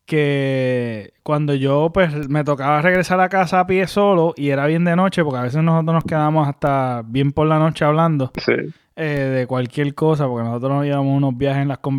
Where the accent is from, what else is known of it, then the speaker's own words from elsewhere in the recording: Mayagüez, Puerto Rico; San José, para lo que me están escuchando, es donde nosotros nos criamos en Mayagüez. Es una urbanización.